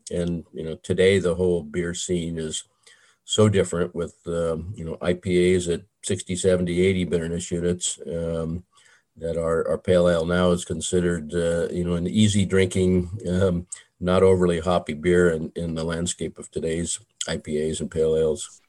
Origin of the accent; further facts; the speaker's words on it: Southern California, United States; I grew up in Southern California